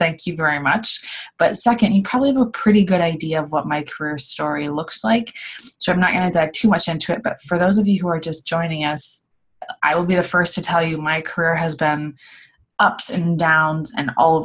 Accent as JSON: {"language": "English", "region": "Midwest", "country": "United States", "moved": "as an adult", "lives_now": "Los Angeles, United States", "said": "I'm from the Midwest, moved to Los Angeles, California about 5 years ago"}